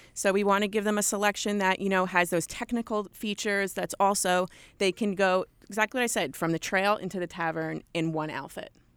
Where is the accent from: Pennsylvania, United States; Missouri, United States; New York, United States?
New York, United States; Long Island; accent: thick New York; also born or lived in West Virginia; I am a born and bred New Yorker. I grew up in Long Island, New York